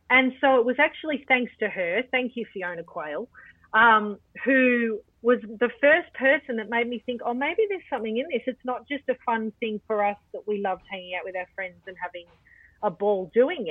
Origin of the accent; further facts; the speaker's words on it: Melbourne, Victoria, Australia; I grew up in Altona North in a time when the arts weren't particularly respected